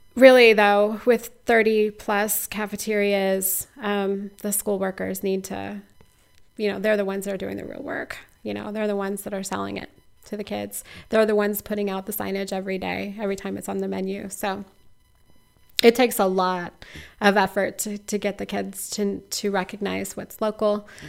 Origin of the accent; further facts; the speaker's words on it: Missouri, United States; now in Iowa, United States; I'm a transplant. I grew up in Missouri